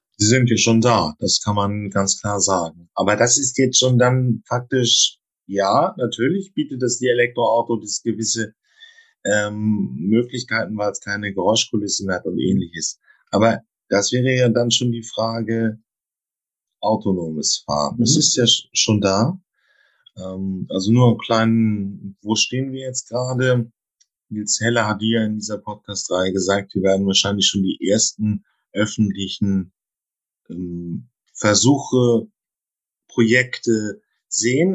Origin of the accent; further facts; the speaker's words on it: Germany; da sind wir ja Deutsche